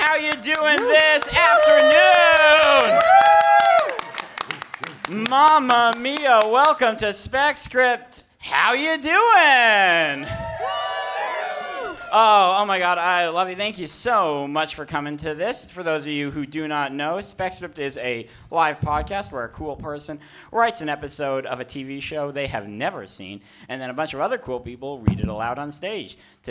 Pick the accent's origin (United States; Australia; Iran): United States; San Francisco, California; moved away; As many of you know, I am from San Francisco, so it'll be great to be in my home turf.